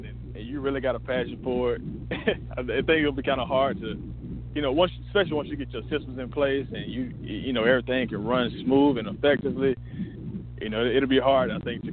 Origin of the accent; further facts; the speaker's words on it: Washington County, Middle Georgia, United States; I also own an RV park back in my hometown in Washington County.